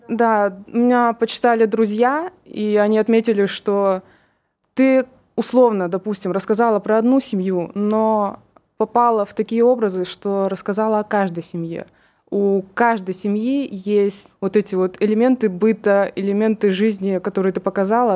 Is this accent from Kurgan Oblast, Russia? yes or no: yes; Kurgan, Kurgan Oblast, Russia; мне 22 года, и я из Кургана